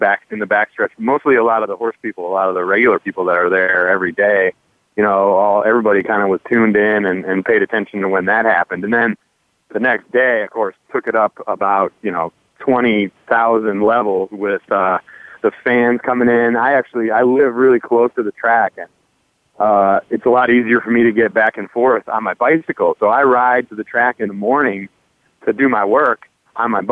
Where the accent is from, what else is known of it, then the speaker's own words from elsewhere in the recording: Saratoga Springs, New York, United States; my hometown on the track that I grew up watching horses train